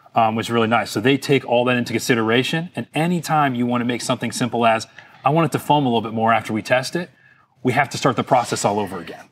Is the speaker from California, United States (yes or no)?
no; Fort Lauderdale, Florida, United States; being born and raised in Fort Lauderdale, Florida, I kinda grew up on the water